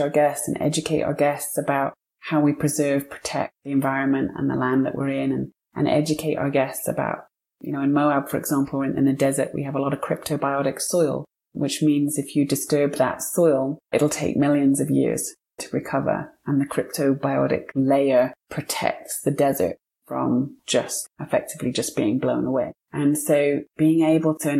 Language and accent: English; United Kingdom; moved away as an adult; now in Montana, United States; I'm British, but my husband was born and raised in Montana